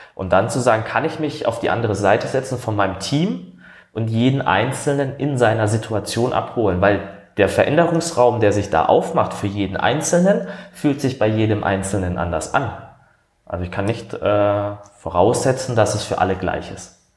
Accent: Baden-Württemberg, Germany; accent: Badisch; moved away as an adult; now in Hamburg, Germany; vielleicht hört man es aus dem Dialekt, ich komme aus dem Badischen, das ist Süddeutschland

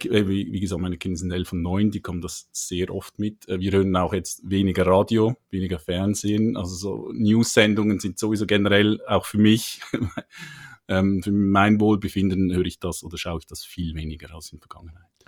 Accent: Switzerland; accent: Swiss; komme aus der Schweiz, wie man hört.

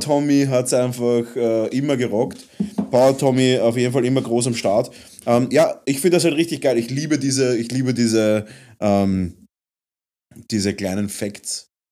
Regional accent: Vienna, Austria; wir als Wiener, als Wiener Wahnsinnige

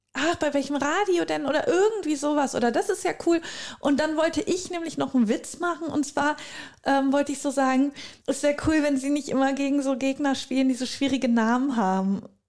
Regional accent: North Rhine-Westphalia, Germany; bei uns in Südwestfalen

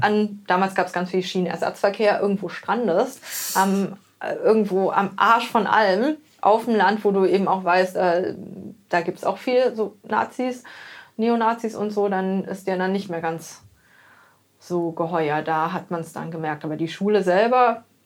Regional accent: Germany; ich bin in Deutschland geboren, auf, aufgewachsen

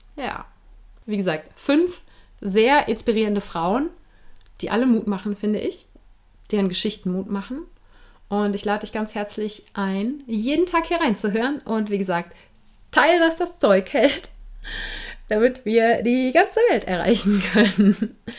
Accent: Germany; bei uns in Deutschland

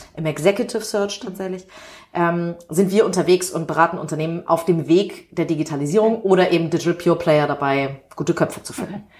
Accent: Hamburg, Germany; ich bin in einem privilegierten Stadtteil Winterhude in mhm. Hamburg aufgewachsen

